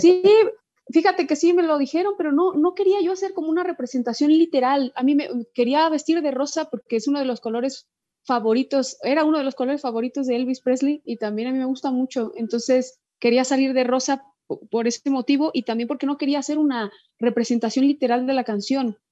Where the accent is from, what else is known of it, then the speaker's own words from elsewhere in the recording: Guadalajara, Jalisco, Mexico; moved away as an adult; now in Spain; me gusta sonar pues como sonamos en Guadalajara, pues que es, eso soy